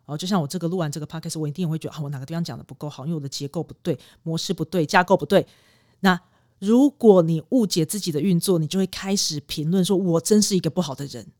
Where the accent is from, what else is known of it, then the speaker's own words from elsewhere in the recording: Taiwan; 因为我们台湾人习惯看时辰啦